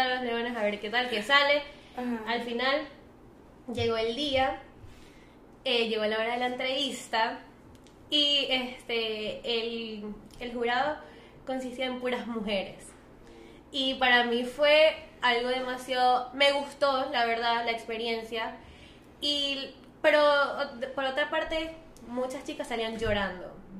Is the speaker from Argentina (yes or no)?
no; Venezuela; soy venezolana